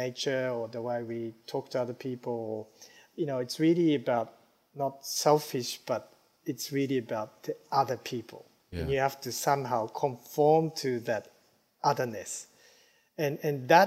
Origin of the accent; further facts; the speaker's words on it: Japan; moved away; also born or lived in United States; growing up in Japan